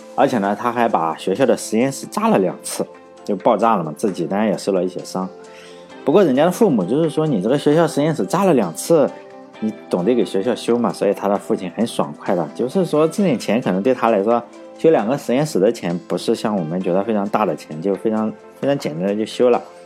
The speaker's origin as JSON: {"language": "Chinese", "region": "Shandong", "country": "China", "accent": "Shandong dialect", "said": "我们那个山东土话叫暴掌"}